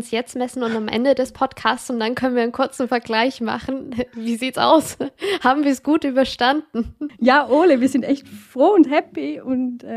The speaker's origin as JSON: {"language": "German", "country": "Switzerland", "said": "ich komme aus der Schweiz"}